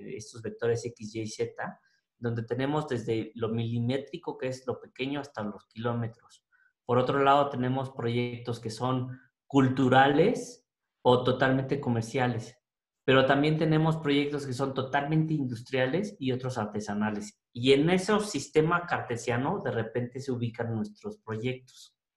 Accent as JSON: {"language": "Spanish", "country": "Mexico", "said": "quiénes somos como mexicanos"}